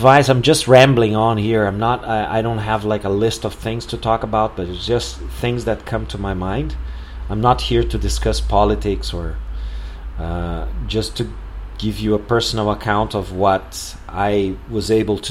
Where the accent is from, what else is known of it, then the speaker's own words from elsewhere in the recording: Porto Alegre, Rio Grande do Sul, Brazil; here in Porto Alegre, in my hometown